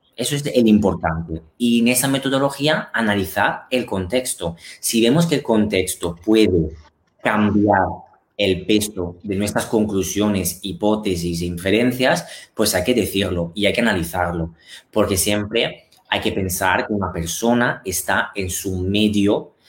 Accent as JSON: {"language": "Spanish", "country": "Italy", "tie": "born or raised there", "also_born_or_lived": "Milan", "second_language": "Spanish", "moved": "as an adult", "lives_now": "Spain", "said": "sobre todo en Italia, o sea, encima en mi país natal"}